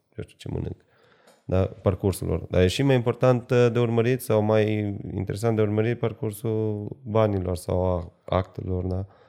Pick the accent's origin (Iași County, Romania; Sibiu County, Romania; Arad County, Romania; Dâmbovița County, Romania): Arad County, Romania; Arad; sunt din Arad